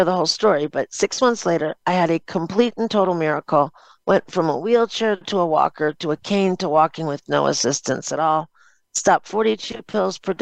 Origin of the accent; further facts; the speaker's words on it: Chicago, Illinois, United States; also born or lived in Cleveland, Ohio; I was born in Cleveland, Ohio, moved to Chicago, Illinois when I was in the third grade.